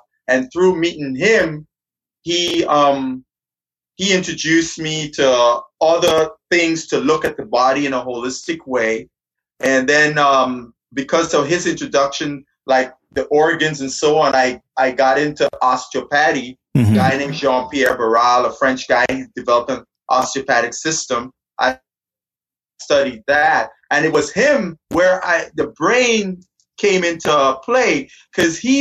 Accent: Guyana; moved away as an adult; now in United States; I'm originally from Guyana. When I came to the United States to go to university

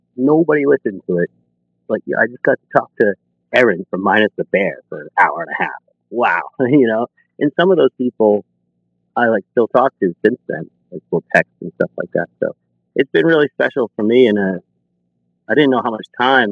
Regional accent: Lynn, Massachusetts, United States; I'm from Lynn, Massachusetts

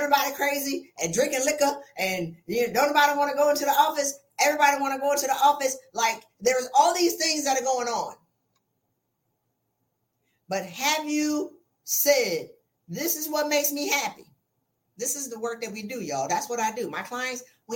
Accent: South Carolina, United States; I'm from South Carolina

